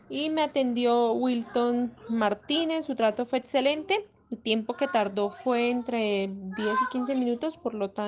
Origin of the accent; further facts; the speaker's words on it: Colombia; soy de Colombia